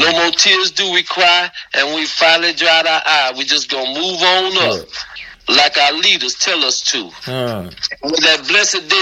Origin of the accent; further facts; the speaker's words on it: United States; I was born here, but I'm not an American